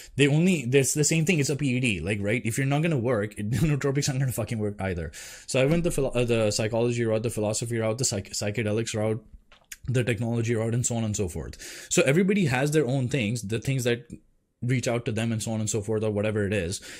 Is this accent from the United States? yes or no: no; India; moved away; I grew up in India